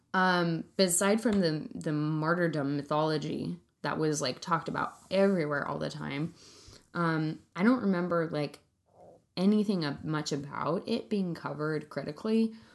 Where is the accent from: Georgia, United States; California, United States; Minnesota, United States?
California, United States; Central; I grew up in Central California around guns